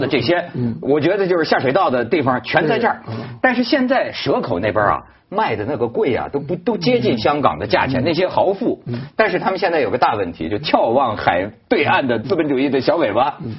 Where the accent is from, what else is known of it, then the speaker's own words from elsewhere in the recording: Shenzhen, Guangdong, China; 我们深圳人